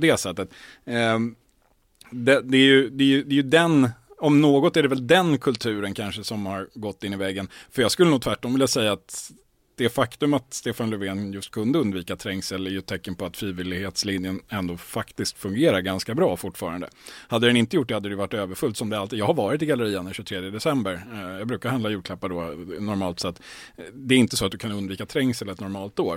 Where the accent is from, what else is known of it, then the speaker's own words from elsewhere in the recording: Stockholm, Stockholm County, Sweden; jag som är stockholmare